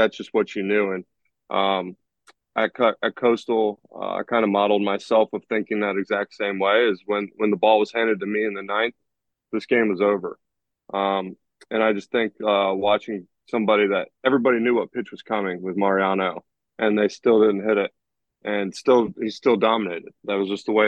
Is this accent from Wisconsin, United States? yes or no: no; Columbus, Ohio, United States; I'm from Columbus, Ohio